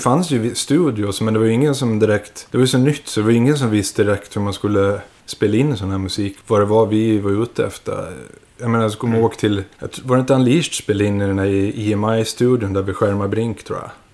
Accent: Visby, Gotland, Sweden; vi var från Gotland, från Visby och startade där nere

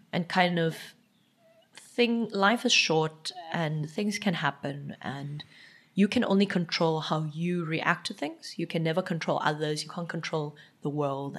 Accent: Eastern Cape, South Africa; first language Xhosa; English is a second language; also born or lived in Johannesburg; now in Cape Town, South Africa; growing up in South Africa

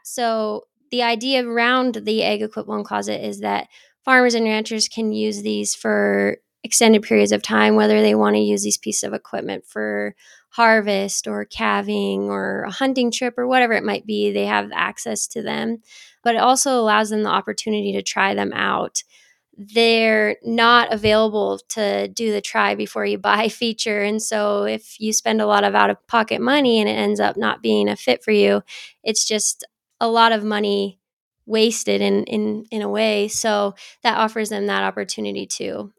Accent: Geraldine, Montana, United States; I grew up in Geraldine, Montana, which is kind of the north central part of the state

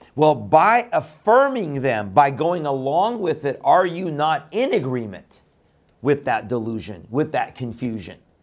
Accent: Iran; moved away; my birth country of Iran

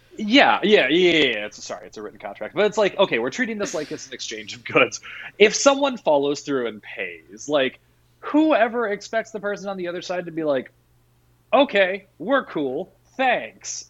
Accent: Virginia, United States; moved away; also born or lived in Iowa; My family is from the South. I was born in Virginia.

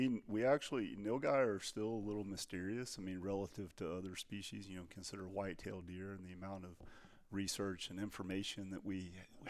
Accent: Texas, United States; which aren't antelope, I suppose, but they are to me because I'm from Texas.

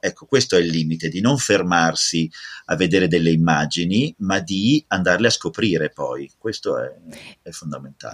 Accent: Italy; adoro propormi come italiano

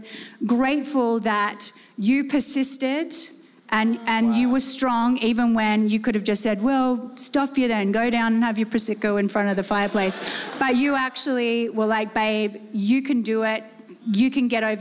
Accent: Australia; moved away as an adult; also born or lived in Salt Lake City; I'm being born and raised in Australia

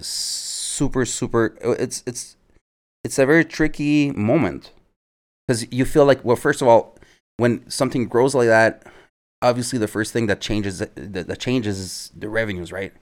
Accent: Montreal, Quebec, Canada; also born or lived in Edmonton, Canada / Chile; We moved back to Montreal when I was nine

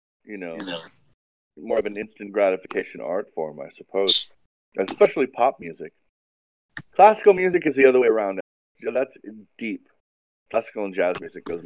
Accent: Hawaii, United States; I was fascinated by the ocean and marine biology growing up in Hawaii

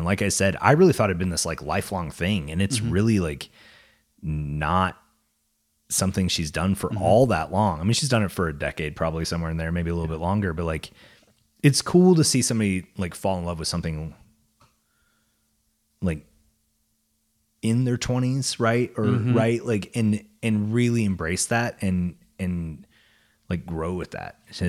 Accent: Canada; some people struggle to tell that I'm Canadian just by looking at me.

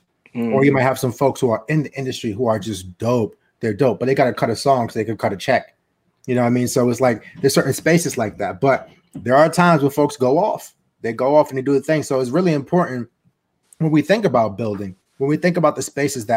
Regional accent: New York City, New York, United States; I'm from Harlem, New York

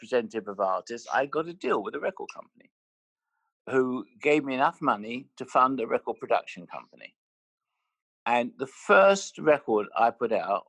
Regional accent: London, United Kingdom; I'm from Finsbury Park. So, you know, I didn't go to, I wasn't educated in the Gilded Cage. I was educated in Holloway. And my parents, they had a sweet shop

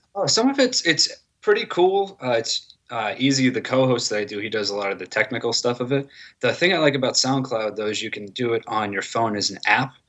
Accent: Manchester, New Hampshire, United States; moved away as an adult; also born or lived in Dover, New Hampshire; now in Medford, United States; I'm from Manchester originally

